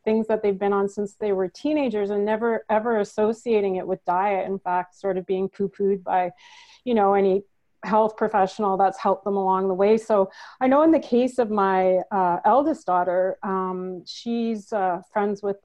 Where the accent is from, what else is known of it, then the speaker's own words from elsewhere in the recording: Manitoba, Canada; accent: northern; now in Ontario, Canada; I'm from Manitoba, Canada originally, and we live in Ontario, Canada right now